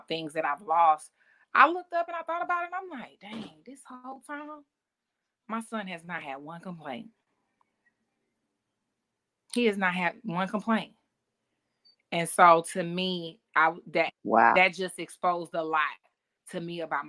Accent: Atlanta, Georgia, United States; moved away as an adult; we came from Atlanta

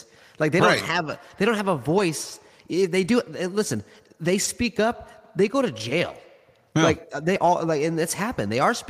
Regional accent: United States; I didn't choose to be born in America. I'm American. I was born here.

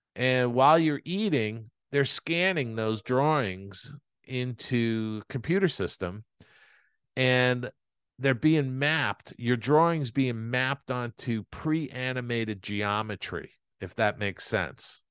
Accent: New York, United States; moved away as an adult; also born or lived in Los Angeles; when I was growing up in New York

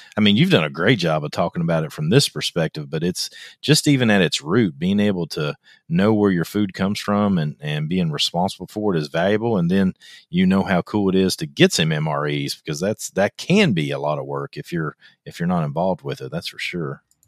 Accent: Kentucky, United States; I'm from Kentucky

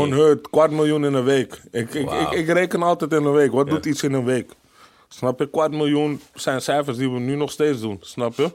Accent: Amsterdam, North Holland, Netherlands; ik als echte Amsterdammer

